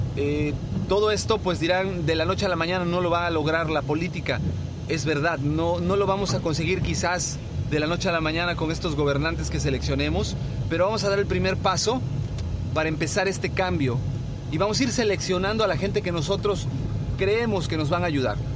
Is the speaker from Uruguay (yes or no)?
no; Mexico; como ciudadanos mexicanos que somos, ya sea que vivamos en el país o en el extranjero